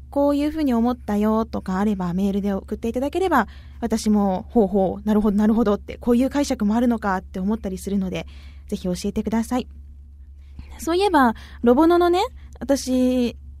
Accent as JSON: {"language": "Japanese", "town": "Arao", "region": "Kumamoto", "country": "Japan", "tie": "born or raised there", "said": "私、実は荒尾出身なんですよ。熊本県の。"}